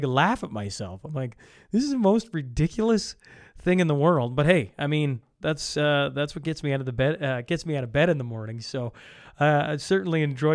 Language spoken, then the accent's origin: English; Canada; now in Lloydminster, Canada; my hometown of Helmond